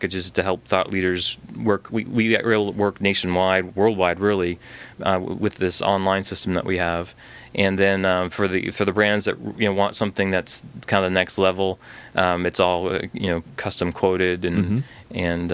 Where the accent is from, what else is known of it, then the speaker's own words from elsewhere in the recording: Northern Maine, United States; I grew up in Northern Maine.